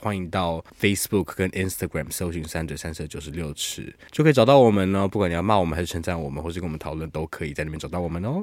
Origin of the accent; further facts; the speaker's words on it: Taiwan; 我们身为台湾人